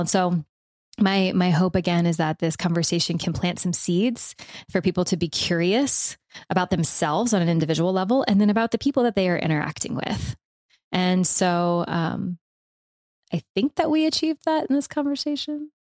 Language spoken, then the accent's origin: English; the South, United States; I'm from the South, so I give myself and other people from the South permission for y'all